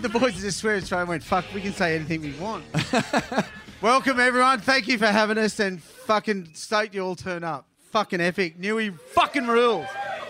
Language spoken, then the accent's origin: English; Newcastle, New South Wales, Australia; born and bred in Newcastle, born at the Mater Hospital. And, my family had a house at Bluey's Beach